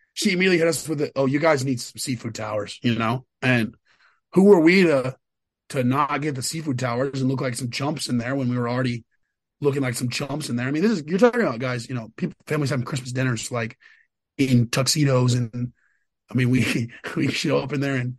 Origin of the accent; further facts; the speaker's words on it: Austin, Texas, United States; I'm from Austin.